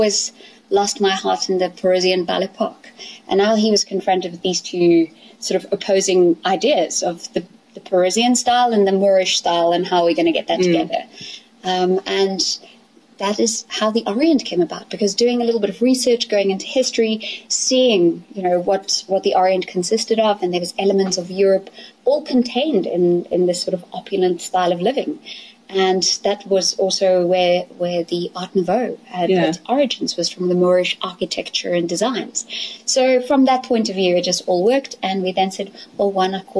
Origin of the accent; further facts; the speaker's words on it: Elandsfontein, Gauteng, South Africa; also born or lived in London; I grew up here in Elandsfontein on the farm